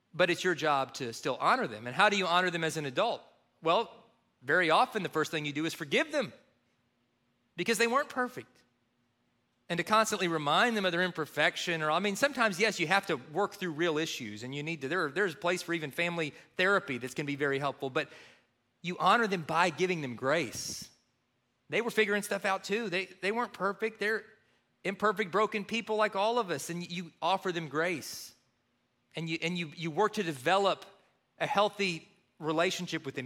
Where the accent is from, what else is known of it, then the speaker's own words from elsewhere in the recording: Kentucky, United States; growing up in Kentucky